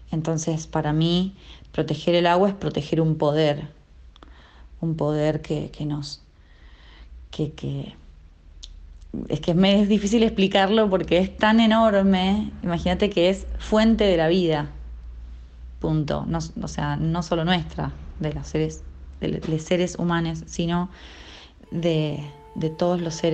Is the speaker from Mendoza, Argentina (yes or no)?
yes; Mendoza, Argentina; soy cantante, compositora y productora musical de la provincia de Mendoza, de Argentina.